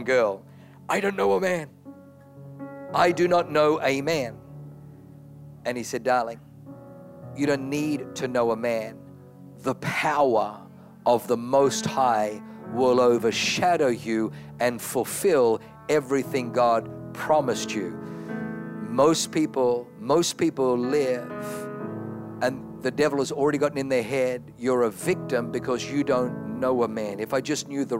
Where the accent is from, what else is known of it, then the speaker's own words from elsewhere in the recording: Australia; also born or lived in Germany / New Zealand; now in United States; I was born in Germany, grew up in Australia, lived in New Zealand. Now I live in America